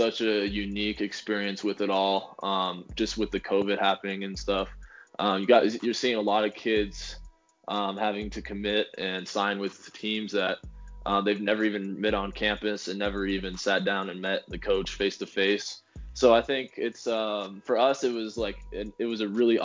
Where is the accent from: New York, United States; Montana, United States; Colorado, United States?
Colorado, United States; Boulder; at Boulder, in my hometown